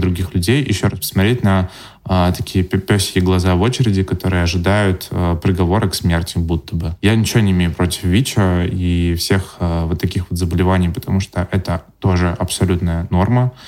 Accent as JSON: {"language": "Russian", "town": "Yaroslavl", "region": "Yaroslavl Oblast", "country": "Russia", "tie": "born or raised there", "said": "в моём родном городе Ярославля"}